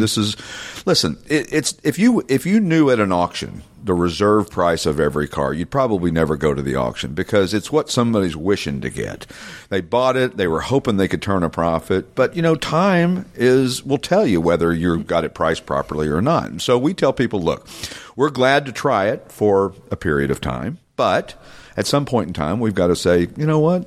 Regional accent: Knoxville, Tennessee, United States; now in Morgantown, United States; I grew up in Knoxville, which was north of there, about ninety miles

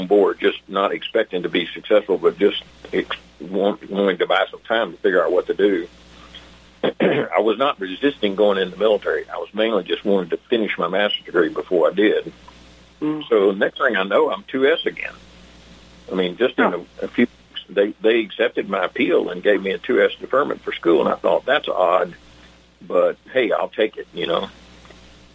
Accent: Alexandria, Louisiana, United States; also born or lived in Texas; I grew up in Alexandria, went to elementary and junior high school there, went to Bolton High School, graduated there

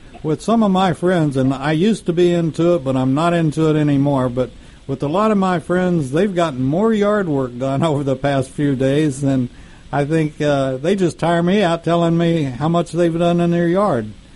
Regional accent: United States; we're American

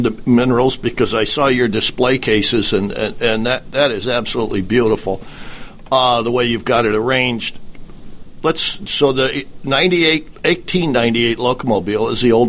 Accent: Midwest, United States; where I grew up in the Midwest

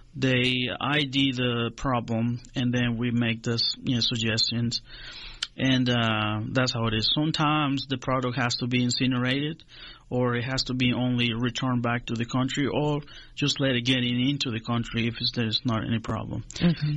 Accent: Honduras; moved away as an adult; now in Griffin, United States; I was born in Honduras, in Central America, um, in the 70s, uh-huh. late uh-huh. 70s. Uh-huh. Uh, moved to the United States uh, approximately 10 years ago. I grew up in Honduras.

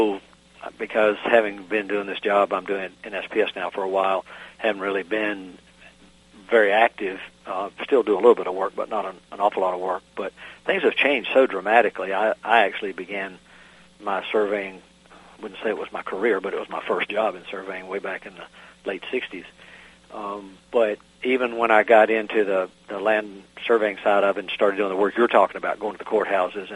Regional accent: the South, United States; accent: southern; my southern accent

